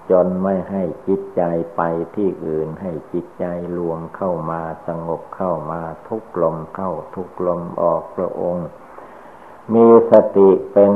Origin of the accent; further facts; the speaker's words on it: Thailand; born there; เราทุกคนก็ได้เกิดมาในประเทศชาติบ้านเมืองไทย นับว่าเป็นคนมีบุญวาสนาพอสมควร